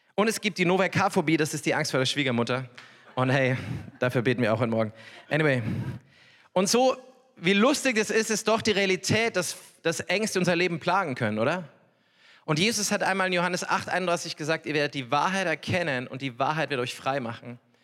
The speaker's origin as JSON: {"language": "German", "area": "Upper Palatinate", "region": "Bavaria", "country": "Germany", "also_born_or_lived": "Norway", "said": "ich komme wirklich aus der Oberpfalz"}